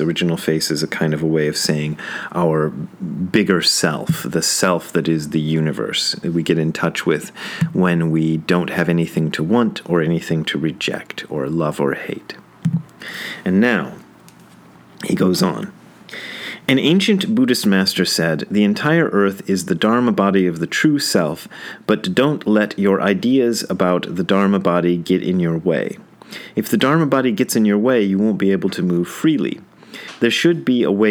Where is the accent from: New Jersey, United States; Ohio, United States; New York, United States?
Ohio, United States; Wadsworth; also born or lived in Hamilton, Ohio; I was born in Hamilton and then moved to Wadsworth.